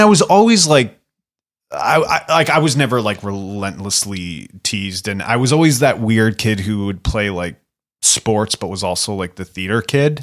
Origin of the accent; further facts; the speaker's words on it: Canada; moved away; also born or lived in United States; growing up in Canada and in America